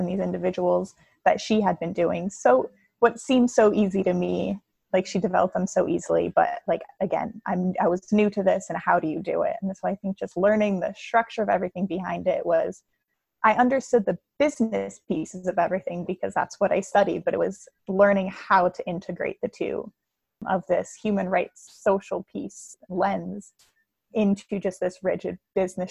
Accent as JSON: {"language": "English", "region": "New Jersey", "country": "United States", "tie": "born or raised there", "also_born_or_lived": "Western New York / Philadelphia", "moved": "as an adult", "lives_now": "Milwaukee, United States", "said": "I grew up in New Jersey, lived there my whole life in a small town"}